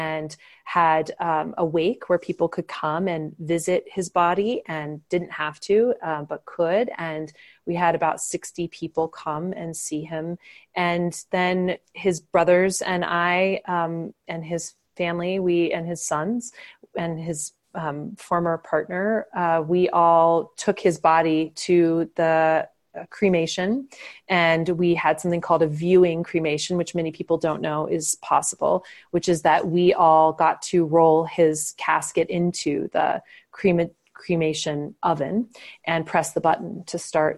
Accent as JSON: {"language": "English", "region": "Indiana", "country": "United States", "tie": "born or raised there", "moved": "yes", "said": "my home state of Indiana"}